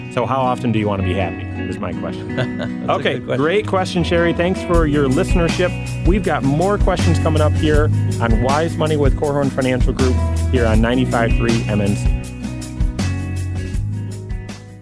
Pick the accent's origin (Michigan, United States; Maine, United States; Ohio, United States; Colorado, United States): Michigan, United States; I'm from Michigan